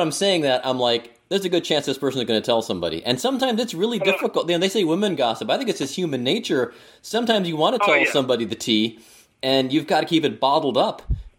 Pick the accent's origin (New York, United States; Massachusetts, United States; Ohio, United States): Ohio, United States; Cleveland; also born or lived in Pittsburgh; now in Cincinnati, United States; I'm not from here originally, although I've lived here for 25 years. I'm from Cleveland. I lived in Pittsburgh for a while